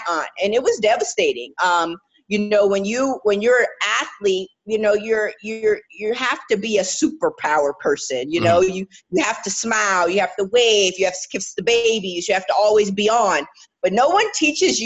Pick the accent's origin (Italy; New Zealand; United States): United States; I'm American, I'm a proud American. I love representing my country.